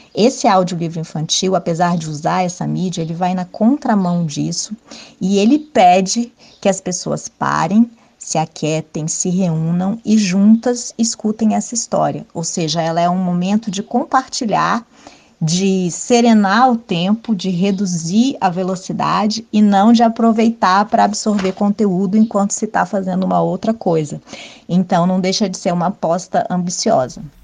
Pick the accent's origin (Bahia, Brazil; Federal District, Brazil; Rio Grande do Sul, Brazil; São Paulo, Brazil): Federal District, Brazil; Brasília; eu cresci em Brasília